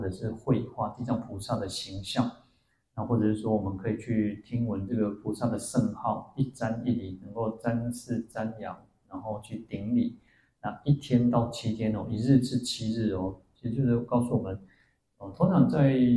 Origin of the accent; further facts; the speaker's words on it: Taiwan; 我们说我们是台湾人